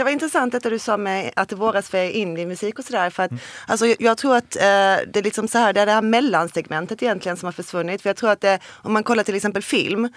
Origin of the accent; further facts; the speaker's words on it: Olofström, Blekinge, Sweden; jag kommer från Blekinge och Olofström